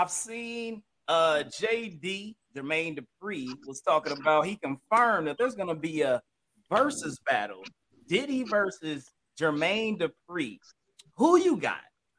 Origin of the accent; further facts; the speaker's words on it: Indianapolis, Indiana, United States; I got two spots that I grew up, so I was born in Indianapolis